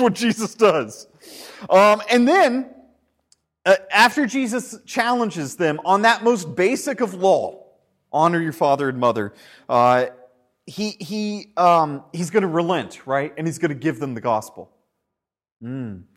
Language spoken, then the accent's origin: English; United States; moved away; Back when we were in the States last year, we went back to my hometown